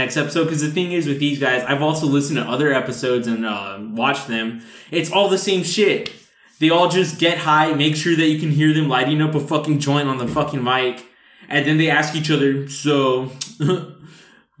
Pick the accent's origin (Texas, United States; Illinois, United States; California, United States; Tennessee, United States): Texas, United States; Rio Grande Valley; we're from the Rio Grande Valley